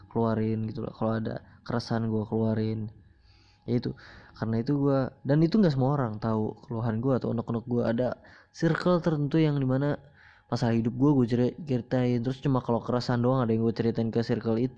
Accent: Banjarmasin, South Kalimantan, Indonesia; born there; Gue dilahirkan di Banjarmasin pada, tang pada tanggal 20 Mei tahun 2003.

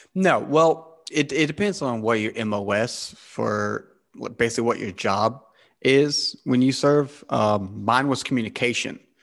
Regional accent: South Carolina, United States; I'm American, uh, from South Cal-, the state of South Carolina

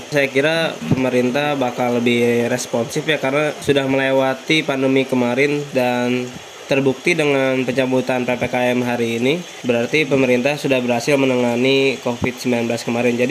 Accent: Cibanteng, West Java, Indonesia; saya dari Cibanteng.

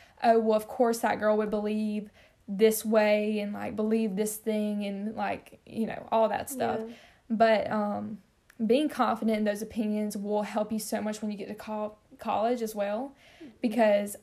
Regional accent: Mississippi, United States; growing up in the South, we're not, you know, standing next to another Mississippi Southern person.

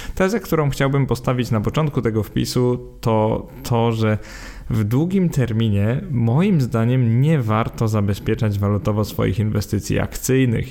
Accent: Poland

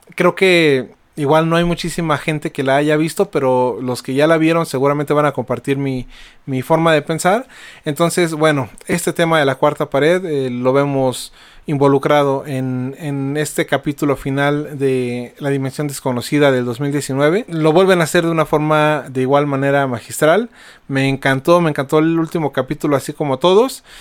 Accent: Mexico

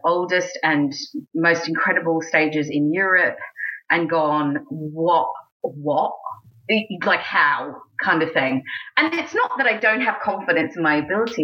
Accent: Australia; moved away as an adult; also born or lived in United States; now in England, United Kingdom; I'm Australian

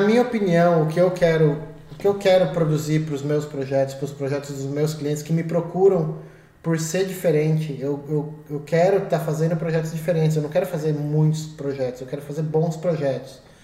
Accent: Brazil; da cidade de Peró, que foi onde eu cresci

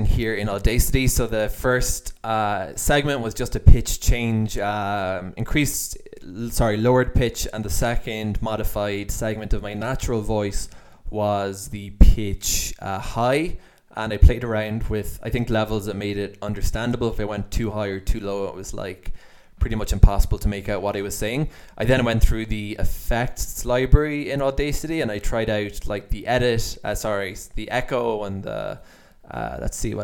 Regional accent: Ireland; accent: Irish; my Irish accent comes through

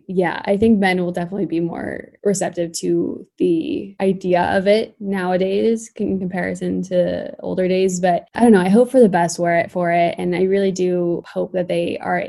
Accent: California, United States; I'm from California. And I think that has a huge play in me wanting to dive more into sustainability. I think, I mean, I grew up with it here a lot

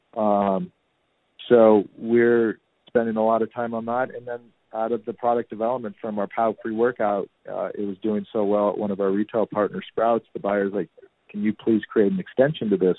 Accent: Danville, California, United States; moved away as an adult; now in New York City, United States; I grew up in a really cool suburb in Northern California called Danville

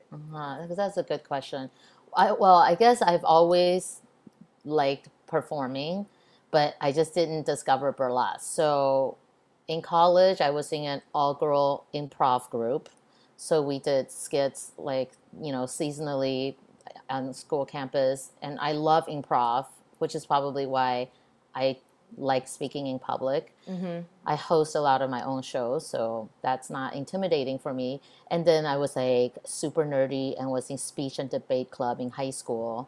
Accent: Texas, United States; also born or lived in Taiwan; I grew up in Texas where I grew up in a time where being Asian is not cool

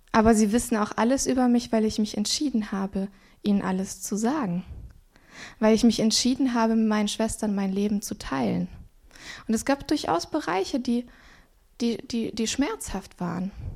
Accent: Swabia, Baden-Württemberg, Germany; ich bin im Schwabenland aufgewachsen

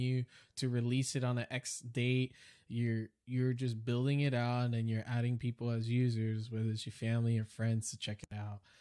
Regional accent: New York City, New York, United States; moved away; I was raised in New York City all my life

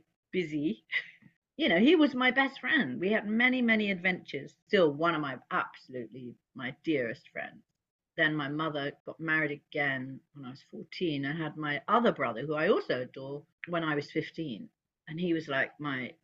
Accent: London, United Kingdom; now in New York, United States; I was born in London

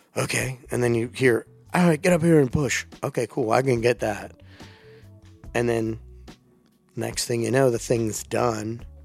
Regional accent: Delaware, United States; moved away; also born or lived in Virginia; that's where I grew up

